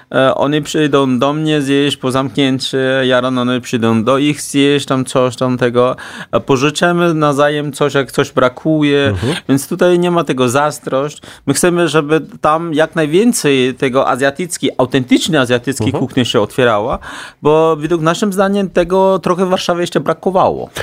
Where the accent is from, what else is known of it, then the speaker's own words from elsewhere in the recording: China; Polish is a second language; now in Warsaw, Poland; jestem jedynym Chińczykiem w tej całej alejce